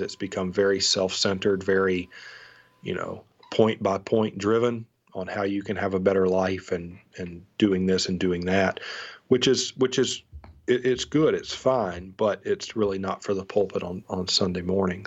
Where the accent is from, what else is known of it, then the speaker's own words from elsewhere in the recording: North Alabama, United States; also born or lived in Seward, Nebraska; I was from North Alabama